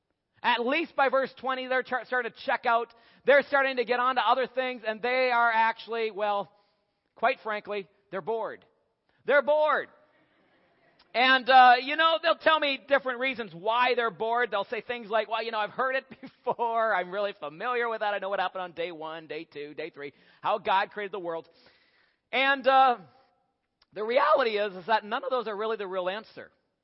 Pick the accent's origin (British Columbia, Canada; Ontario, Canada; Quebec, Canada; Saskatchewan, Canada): Ontario, Canada; also born or lived in Asia; now in Kentucky, United States; We live in Kentucky, but we'd rather be in Colorado climbing mountains. I'm originally from Ontario, Canada.